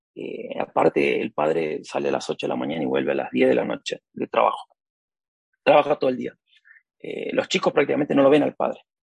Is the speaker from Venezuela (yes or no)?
no; Buenos Aires, Argentina; now in Japan; ahí en Lugano vivíamos